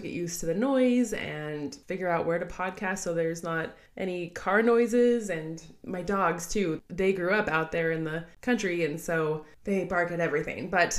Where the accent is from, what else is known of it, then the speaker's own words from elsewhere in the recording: Grand Junction, Colorado, United States; We both were born and raised in Grand Junction, Colorado.